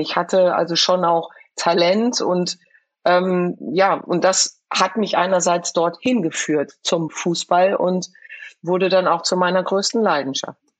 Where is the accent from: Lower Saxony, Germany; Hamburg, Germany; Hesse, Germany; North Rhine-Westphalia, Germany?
Hesse, Germany; Frankfurt; wir kommen aus Frankfurt, wir kommen aus einem sozialen Brennpunkt